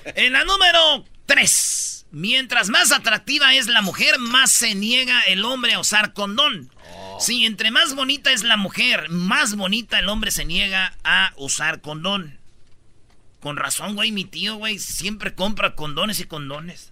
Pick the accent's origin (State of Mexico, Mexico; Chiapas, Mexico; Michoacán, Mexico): Michoacán, Mexico; now in United States; como decimos allá en Michoacán